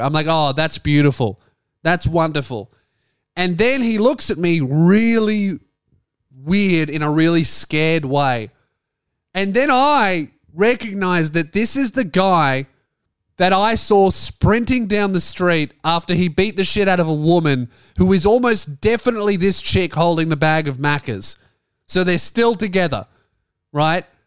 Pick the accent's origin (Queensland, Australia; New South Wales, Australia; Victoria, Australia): Victoria, Australia; Frankston; moved away as an adult; now in Tasmania, Australia; my hometown